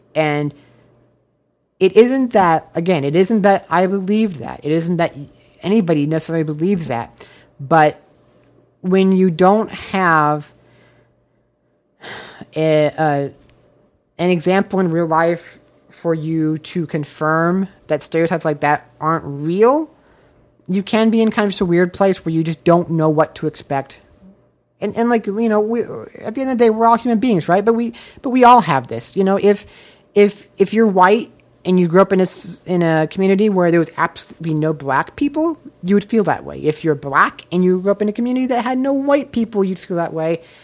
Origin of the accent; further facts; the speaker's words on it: Omaha, Nebraska, United States; now in Los Angeles, United States; I grew up in the biggest city in Nebraska